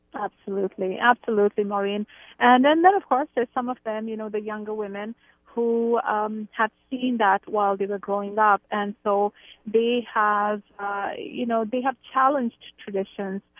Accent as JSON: {"language": "English", "country": "India", "tie": "born or raised there", "moved": "as an adult", "lives_now": "Canada", "said": "I grew up in India. I've lived in Canada for about 26 years."}